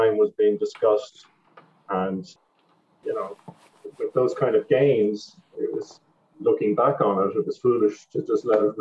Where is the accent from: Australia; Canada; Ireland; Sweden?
Ireland; moved away as an adult; now in New York City, United States; I'm from Ireland, as people could probably gather from my resume, but I'm located in New York City. I've been here since 2004